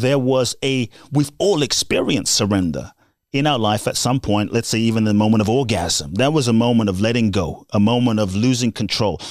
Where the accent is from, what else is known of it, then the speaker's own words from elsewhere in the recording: London, United Kingdom; also born or lived in Ghana; I was born in Ghana, West Africa. My father's from Ghana. My mother's Japanese. And I grew up in London.